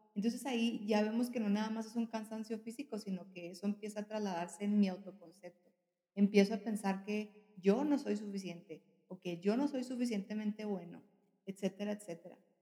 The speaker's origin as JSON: {"language": "Spanish", "region": "northern Mexico", "country": "Mexico", "said": "como mexicana, al norte del país"}